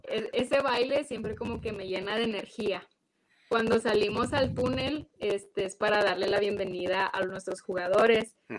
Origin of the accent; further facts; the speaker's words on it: Mexico; moved away as an adult; now in United States; estoy muy orgullosa de, mi país, de mi, herencia, de dónde vengo, de quién soy, pues mujer mexicana